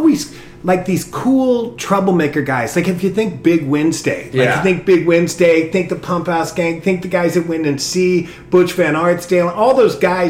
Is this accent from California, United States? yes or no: yes; Long Beach, California, United States; I grew up in Long Beach, and right over by Milliken High School